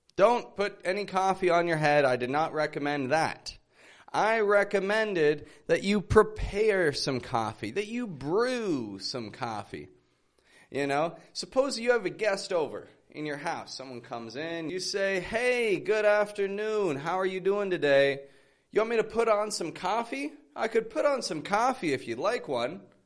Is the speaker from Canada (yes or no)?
yes; Toronto, Ontario, Canada; now in Mexico